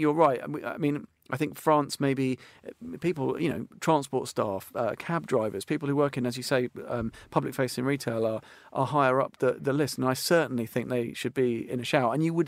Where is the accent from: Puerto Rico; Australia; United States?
Australia; now in United Kingdom; As an Australian in Britain, but effectively one of us.